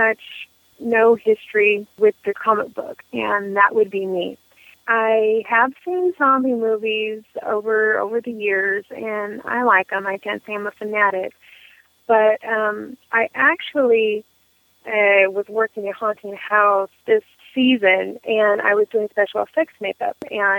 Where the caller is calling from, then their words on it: Oakland, California, United States; I'm calling you from Northern California. I actually reside in Oakland.